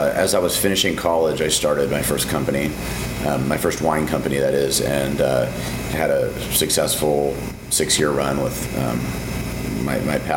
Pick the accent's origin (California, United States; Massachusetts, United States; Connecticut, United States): California, United States; St. Helena; I grew up in Napa Valley, in St. Helena, a little town right in the heart of Napa Valley